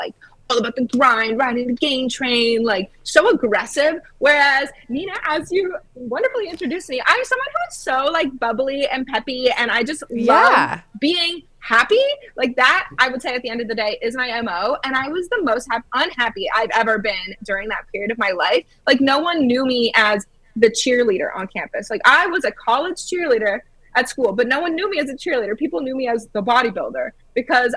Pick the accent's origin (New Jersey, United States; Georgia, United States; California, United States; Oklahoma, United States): Georgia, United States; moved away as an adult; also born or lived in Illinois / Florida; I'm from Georgia